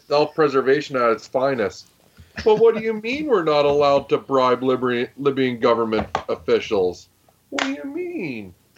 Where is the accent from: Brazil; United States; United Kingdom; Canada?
Canada; As a Canadian and as a person that wants to raise children in this country